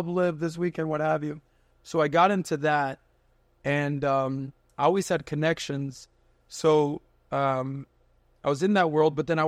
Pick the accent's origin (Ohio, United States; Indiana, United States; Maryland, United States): Ohio, United States; Like, I'm from Ohio, right? I'm from Ohio.